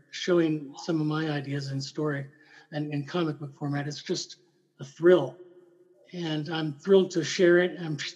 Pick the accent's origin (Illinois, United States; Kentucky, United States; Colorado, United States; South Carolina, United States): Kentucky, United States; Louisville; now in Alaska, United States; I was living and growing up in Louisville, Kentucky